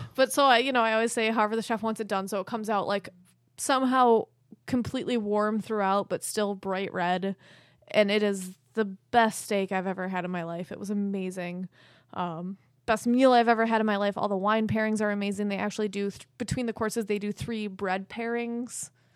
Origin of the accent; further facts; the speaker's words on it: Fairport, New York, United States; accent: Rochester; I'm a white girl from Fairport